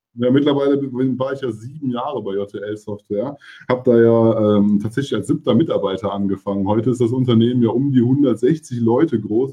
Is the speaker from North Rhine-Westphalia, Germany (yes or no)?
yes; Hückelhoven, North Rhine-Westphalia, Germany; moved away as an adult; now in Cologne, Germany; Ich bin ja auch in Hückelhofen aufgewachsen